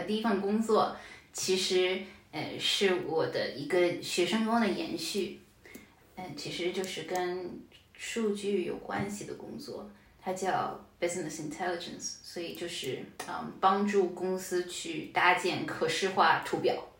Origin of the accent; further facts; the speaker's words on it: Shanghai, China; moved away as an adult; also born or lived in Finland / Austria; now in Denmark; 我是个上海人，我就想去一个跟上海不太一样的地方